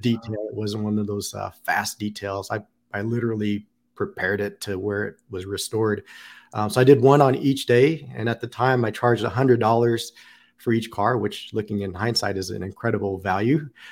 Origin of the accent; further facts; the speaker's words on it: Pasadena, California, United States; moved away as an adult; also born or lived in Long Beach / Las Vegas; now in Columbus, United States; originally from Southern California, born in Long Beach